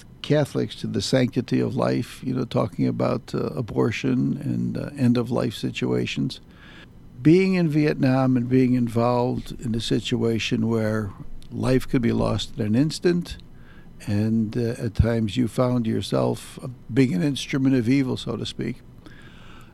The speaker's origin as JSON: {"language": "English", "town": "Palatine", "region": "Illinois", "country": "United States", "tie": "born or raised there", "said": "I grew up in Palatine, and St. Teresa didn't have a school"}